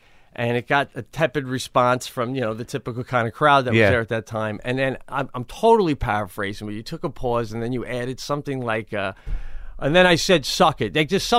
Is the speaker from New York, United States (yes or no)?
yes; New York, United States; Long Island.